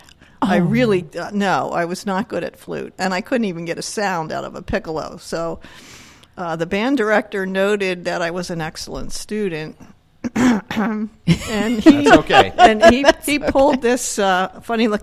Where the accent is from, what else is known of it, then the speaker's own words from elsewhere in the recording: Camden County, New Jersey, United States; now in Berks County, Pennsylvania, United States; I grew up in New Jersey, okay. In Camden County.